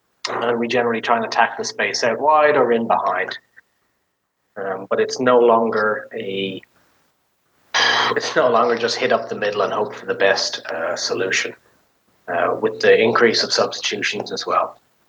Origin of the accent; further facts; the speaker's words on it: Ireland; now in United States; You know, I came from Ireland where it's green and lush and everything's brown.